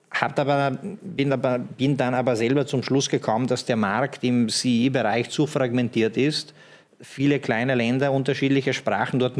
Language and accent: German; Slovenia; Ich komme selber aus Slowenien, mein Papa aus Montenegro, bin im Ex-Jugoslawien da und dort gut vernetzt, sage ich mal.